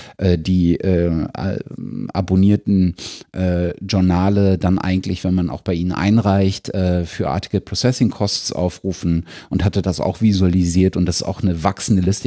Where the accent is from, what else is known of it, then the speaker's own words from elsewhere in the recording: Germany; als Deutscher